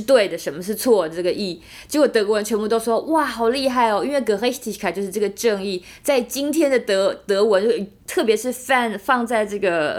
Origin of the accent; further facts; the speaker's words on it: Taiwan; now in Germany; 今天我们台湾人说我要救救台湾